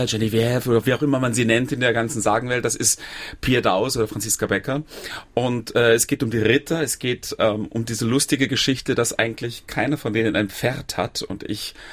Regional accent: Saarland, Germany; wer Andreas Gergen kennt, als Saarländer kennt man

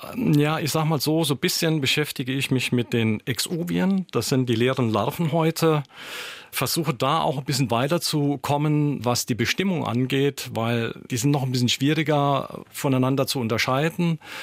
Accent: Saarland, Germany; also born or lived in Hasborn; bei uns im Saarland

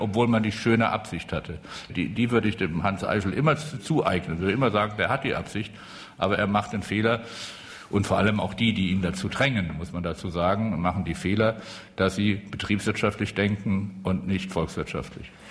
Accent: Rhineland-Palatinate, Germany; ich komme aus der Südpfalz

